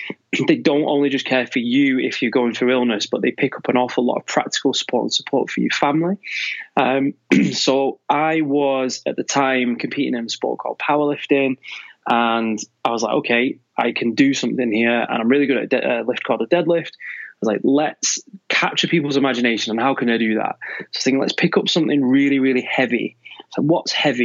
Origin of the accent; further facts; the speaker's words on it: Manchester, North West England, United Kingdom; now in Devon, United Kingdom; I'm actually from Manchester